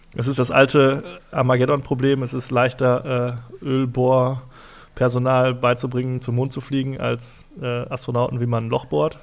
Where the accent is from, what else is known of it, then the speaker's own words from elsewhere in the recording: Essen, North Rhine-Westphalia, Germany; wir kommen aus Essen und äh, wohnen auch in Essen